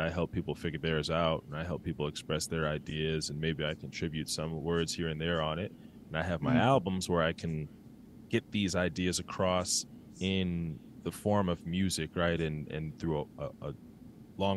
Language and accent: English; Milwaukee, Wisconsin, United States; moved away as an adult; now in Chicago, United States; I'm from Milwaukee.